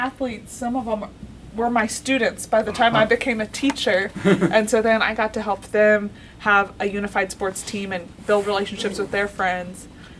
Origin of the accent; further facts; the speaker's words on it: Tulsa, Oklahoma, United States; moved away as an adult; now in Missouri, United States; I'm from Oklahoma.